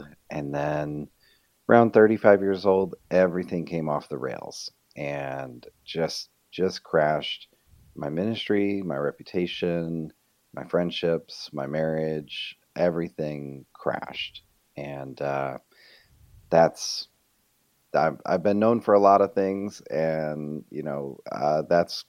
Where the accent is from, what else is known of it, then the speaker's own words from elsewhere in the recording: Rochester, New York, United States; moved away as an adult; also born or lived in Fort Mill, South Carolina; we're both originally from Rochester, New York